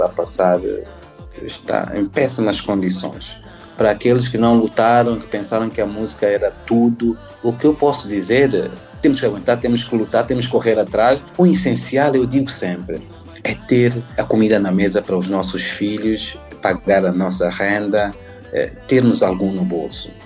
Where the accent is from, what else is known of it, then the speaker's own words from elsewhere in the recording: São Tomé & Príncipe; moved away as an adult; also born or lived in Portugal; now in France; Santo Tomé e Príncipe, é, meu país